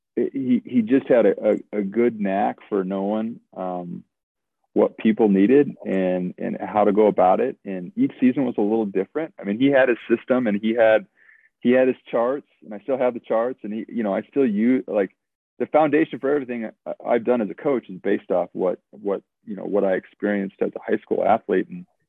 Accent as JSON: {"language": "English", "town": "Williston", "region": "North Dakota", "country": "United States", "tie": "born or raised there", "moved": "yes", "lives_now": "Boise, United States", "said": "growing up in North Dakota, it's like you got on the bus at you know four in the morning in Williston"}